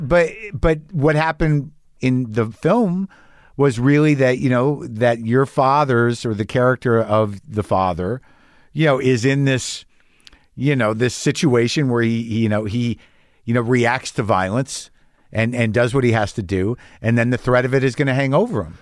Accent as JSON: {"language": "English", "country": "United States", "said": "I'm an American"}